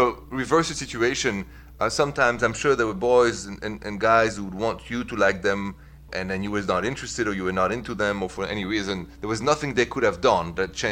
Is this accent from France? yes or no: yes; Paris, Île-de-France, France; accent: French; English is a second language; moved away as an adult; also born or lived in Midwest, United States; now in United States; The accent is French